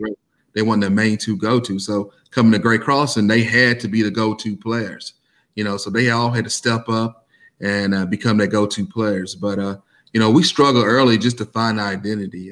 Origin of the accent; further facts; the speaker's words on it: Versailles, Kentucky, United States; I was uh, born and raised in Versailles, Kentucky